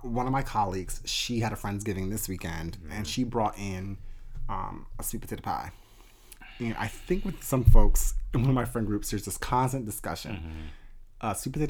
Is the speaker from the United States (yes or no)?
yes; the North, United States; I'm from the North.